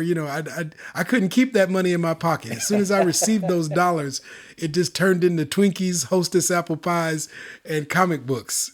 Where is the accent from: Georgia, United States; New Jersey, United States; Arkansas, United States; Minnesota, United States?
Minnesota, United States; Minneapolis; now in Sacramento, United States; Born and raised in Minneapolis, specifically, uh, the South Side of Minneapolis